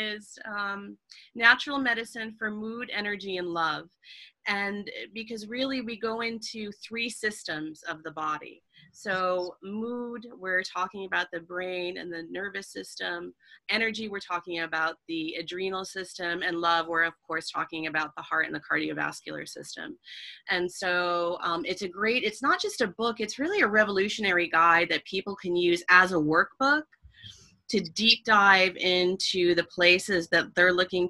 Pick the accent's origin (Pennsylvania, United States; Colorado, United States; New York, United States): New York, United States; Schenectady; moved away; my hometown, which isn't a big place, but Schenectady, New York